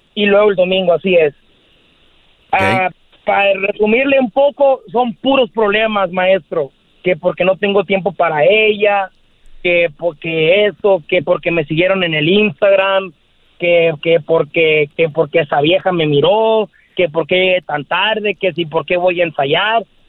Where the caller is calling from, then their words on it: Guaymas, Sonora, Mexico; Te escucho desde Guaymas, Sonora